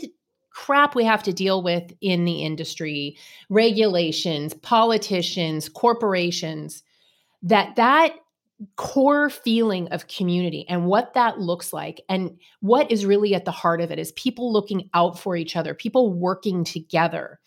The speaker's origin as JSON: {"language": "English", "region": "California", "country": "United States", "tie": "born or raised there", "said": "I grew up in California"}